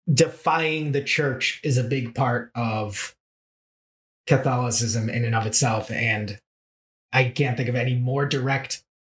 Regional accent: Massachusetts, United States; growing up in Massachusetts

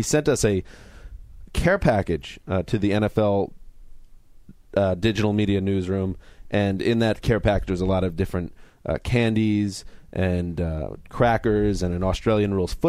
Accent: United States; I'm an American.

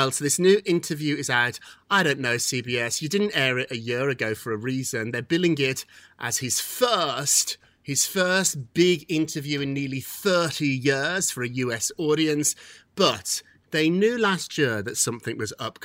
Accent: United Kingdom

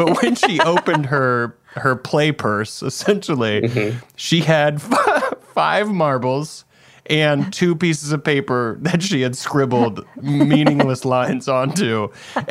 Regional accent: Greenville, South Carolina, United States; I grew up in Greenville, South Carolina

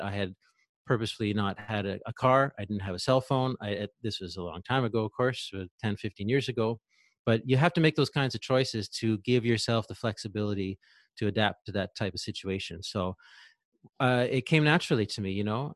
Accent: Ontario, Canada; moved away as an adult; I'm from Ontario, Eastern Canada

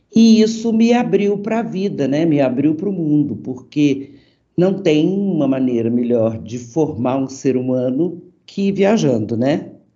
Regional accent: Brazil; moved away as an adult; also born or lived in Europe; depois que eu saí do Brasil

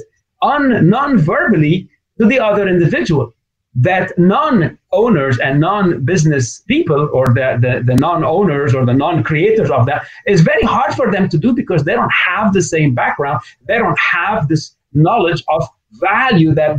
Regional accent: Lebanon; moved away; also born or lived in North America; I grew up in Lebanon, but I've been educated and had my business in North America

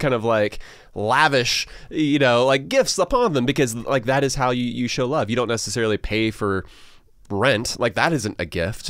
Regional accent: Georgia, United States; a couple guys from Georgia

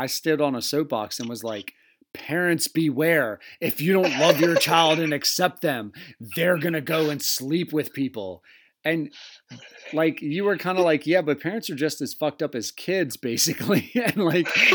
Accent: Southern Delaware, United States; I was from Southern Delaware.

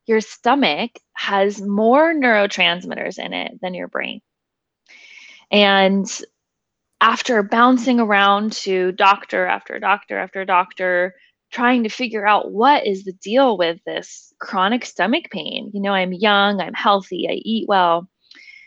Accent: Nashville, Tennessee, United States; I was born and raised in Nashville, Tennessee

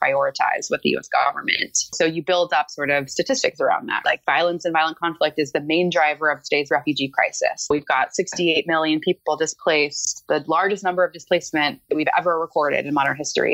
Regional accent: California, United States; moved away as an adult; now in Washington, D.C., United States; I'm a West Coaster. I'm from California

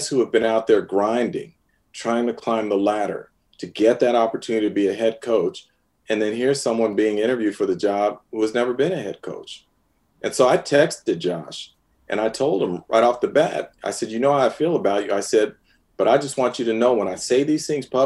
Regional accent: San Francisco, California, United States; I'm a San Francisco native. I was born in San Francisco, grew up watching the 49ers.

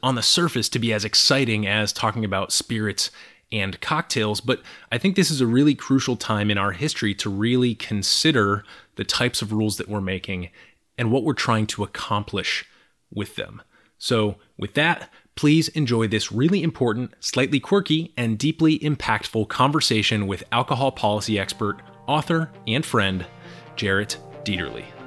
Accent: Massachusetts, United States; I come from Massachusetts

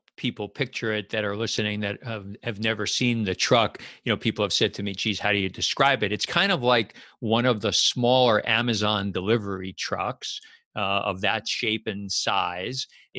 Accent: Westfield, New Jersey, United States; And you started this business in my town, my hometown here, Westfield, New Jersey.

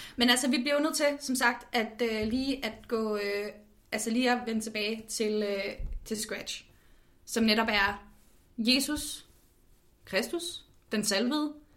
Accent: Copenhagen, Capital Region of Denmark, Denmark; jeg er født og opvokset i København

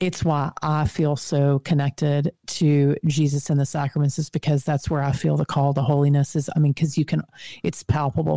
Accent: Texas, United States; accent: Texan; my Texan accent

